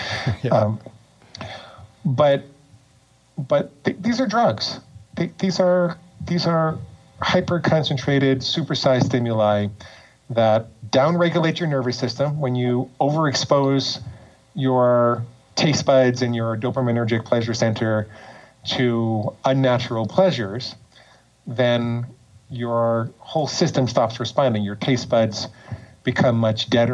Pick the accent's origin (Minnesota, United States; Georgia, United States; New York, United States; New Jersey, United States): New York, United States; moved away as an adult; also born or lived in Portland, Oregon; now in Florida, United States; I grew up in and around New York, and I lived there until I was almost 40